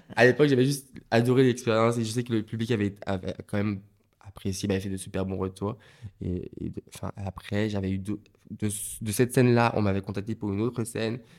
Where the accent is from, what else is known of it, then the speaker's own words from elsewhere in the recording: Martinique; moved away; j'ai grandi en Martinique